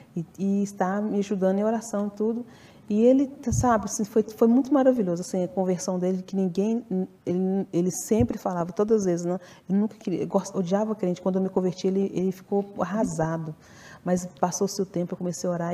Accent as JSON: {"language": "Portuguese", "town": "Ipatinga", "region": "Minas Gerais", "country": "Brazil", "also_born_or_lived": "Belo Horizonte", "said": "eu sou de Patinga, e eu viajava de Belo Horizonte para Ipatinga sozinha"}